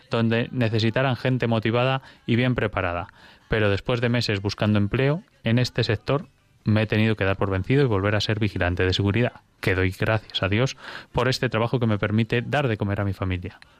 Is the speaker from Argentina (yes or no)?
no; Granada, Andalusia, Spain; Yo también soy de Granada, como el doctor Candel, el invitado esta noche. … he desarrollado a lo largo de mis 40 años distintos trabajos.